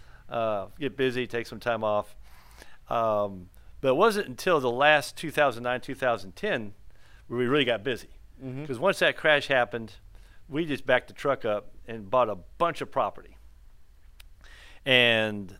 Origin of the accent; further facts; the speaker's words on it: Midwest, United States; moved away as an adult; also born or lived in Kansas; now in Houston, United States; I was born in the Midwest, went to the University of Kansas